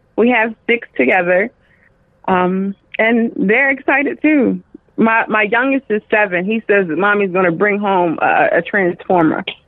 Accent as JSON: {"language": "English", "town": "Dover", "region": "Delaware", "country": "United States", "said": "I'm from Dover, Delaware."}